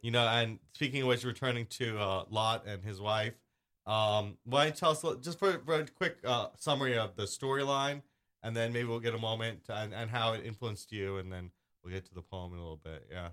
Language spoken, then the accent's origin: English; New York City, New York, United States; I grew up in Staten Island